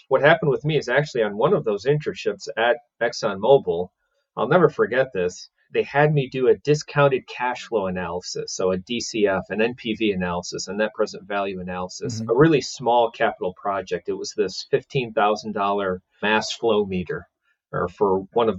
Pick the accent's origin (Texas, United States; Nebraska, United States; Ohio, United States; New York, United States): Ohio, United States; Cleveland; I'm originally from Cleveland, Ohio. Got two older brothers, my dad and mom. We all settled in Cleveland, Ohio, and that's where I was born and raised